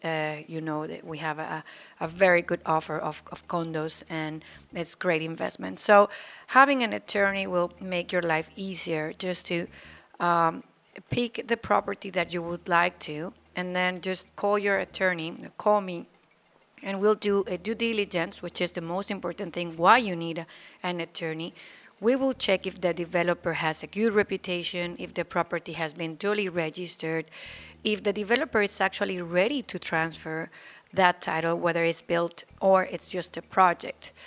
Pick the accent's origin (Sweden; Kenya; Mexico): Mexico; Aguascalientes; also born or lived in Cancun; now in Playa del Carmen, Mexico; I was born in a state called Aguascalientes